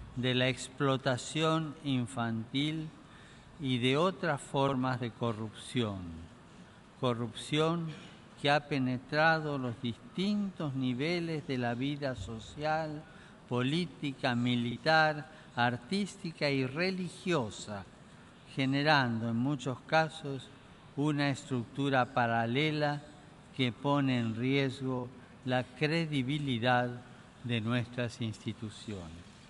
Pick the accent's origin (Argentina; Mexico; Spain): Argentina; mi tierra natal